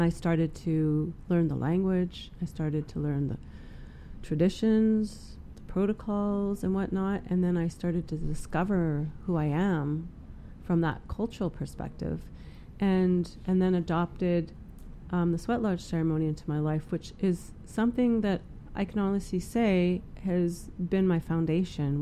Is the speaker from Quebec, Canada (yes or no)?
no; Prince George, British Columbia, Canada; moved away; I was born and raised here in Prince George